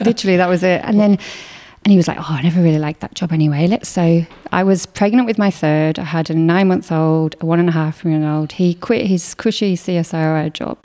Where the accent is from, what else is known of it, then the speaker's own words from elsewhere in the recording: Northern England, United Kingdom; moved away as an adult; also born or lived in Katoomba, Blue Mountains, Australia; now in South Australia, Australia; we went back to the Northern England when I was five. So oh, wow. I spent twenty years in Northern England